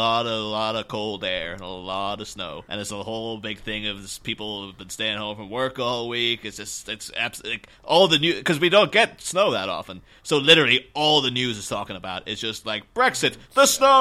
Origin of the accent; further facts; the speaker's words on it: Ireland; now in Liverpool, United Kingdom; I'm originally from Ireland, currently living in England.